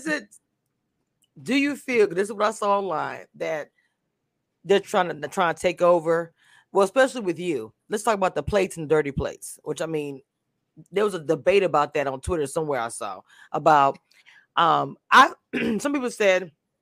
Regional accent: Louisiana, United States; that whole street reminded me of my hometown. I'm from a small town in Louisiana

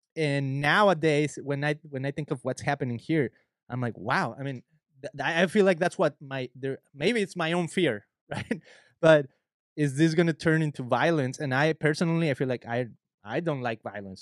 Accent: Mexico; moved away; I'm an immigrant. I'm from Mexico.

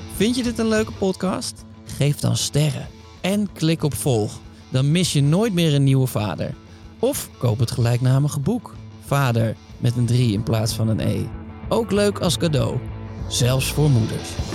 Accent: Utrecht, Netherlands; now in Amsterdam, Netherlands; toen ik jong was en, en in Utrecht woonde

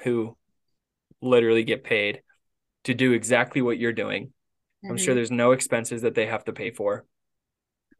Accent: Gunnison, Colorado, United States; now in Cottonwood, United States; Grand Junction's 2 hours from my hometown in Gunny

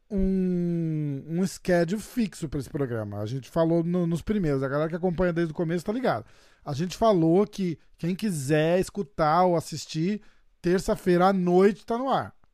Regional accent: Rio de Janeiro, Brazil; Eu vim do Rio de Janeiro, porra.

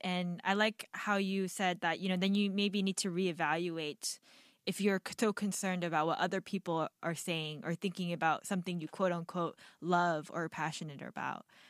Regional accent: United States; I'm Korean American

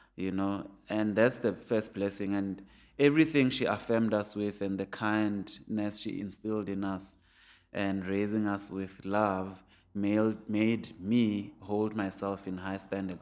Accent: Soweto, Gauteng, South Africa; I grew up in Pienville, which has a golf course

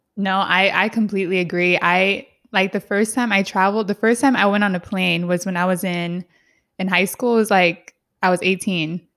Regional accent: San Diego, California, United States; also born or lived in San Jose, California; I grew up in Southeast San Diego

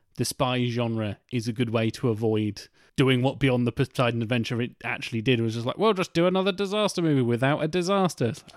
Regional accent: United Kingdom; we're British

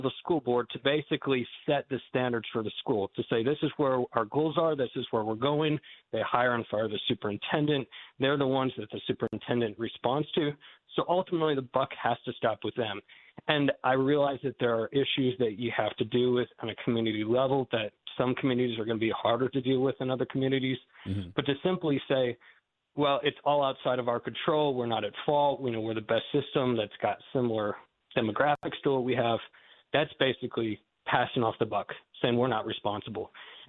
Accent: Goshen, United States; born there; also born or lived in Massachusetts / North Carolina / Texas / Malawi; As was mentioned, I was born here in Goshen, and I've lived a number of different places since then, Massachusetts, North Carolina, Texas, Malawi, Africa for a number of years.

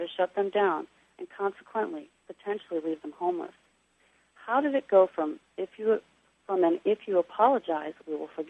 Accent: Missouri, United States; I'm from the Show Me State

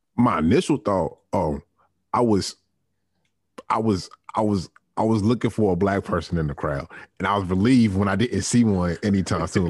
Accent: Richmond, Virginia, United States; me growing up in Richmond, Virginia, the capital of the Confederacy

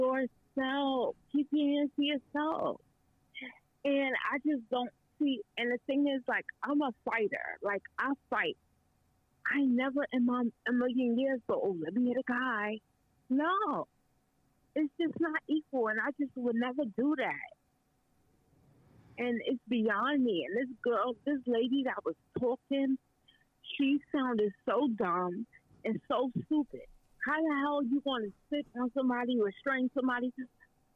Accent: New York, United States; now in Canada; I'm from New York

